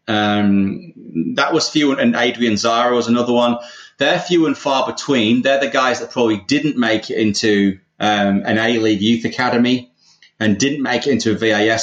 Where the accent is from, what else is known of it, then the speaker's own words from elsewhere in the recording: England, United Kingdom; accent: English; moved away as an adult; also born or lived in London; now in Australia; obviously you can tell from my accent, I'm English